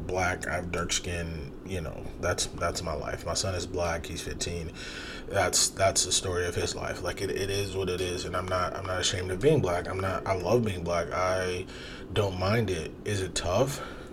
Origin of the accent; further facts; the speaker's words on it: Toledo, Ohio, United States; I'm from Toledo